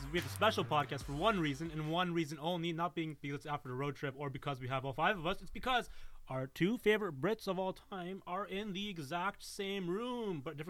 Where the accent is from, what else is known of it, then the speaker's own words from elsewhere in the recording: Canada; now in Los Angeles, United States; I'm Canadian.